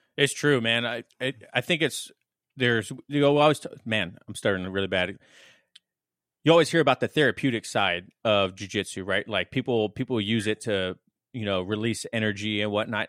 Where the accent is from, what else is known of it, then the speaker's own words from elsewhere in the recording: Las Vegas, Nevada, United States; I grew up in Vegas, and it's a heavy trade and construction town